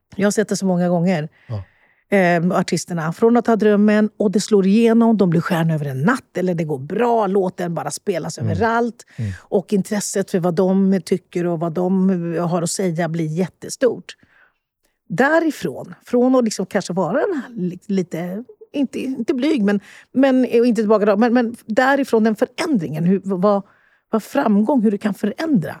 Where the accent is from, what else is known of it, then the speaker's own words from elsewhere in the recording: Sweden; när vi kom till Sverige som sjuåringar och vi gick i varsin klass